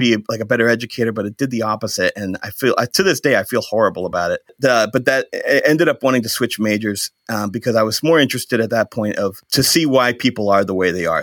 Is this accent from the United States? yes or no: yes; Shrewsbury, Massachusetts, United States; also born or lived in Maine; now in Holden, United States; I grew up in Shrewsbury, Massachusetts